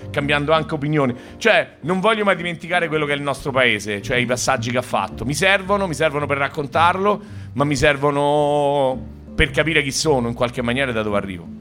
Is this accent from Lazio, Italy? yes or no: yes; Rome, Lazio, Italy; De Roma, io pure